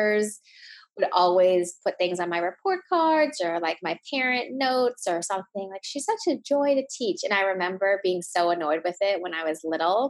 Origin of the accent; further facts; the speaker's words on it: United States; my parents are from Thailand and I was born in the States. And so having grown up with an Asian background and with immigrant parents